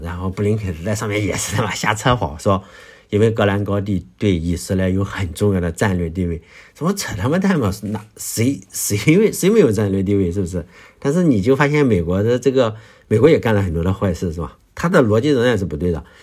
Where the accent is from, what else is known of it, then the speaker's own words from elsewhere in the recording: Shandong, China; 我的故乡，呃，在山东